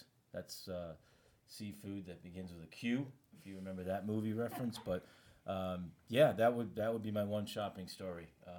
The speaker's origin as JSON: {"language": "English", "region": "Rhode Island", "country": "United States", "said": "I'm from the Ocean State, Rhode Island."}